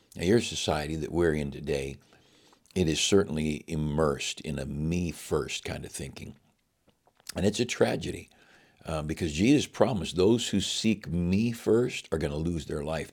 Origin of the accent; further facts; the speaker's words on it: United States; I'm an American with all of its weaknesses. I'm an American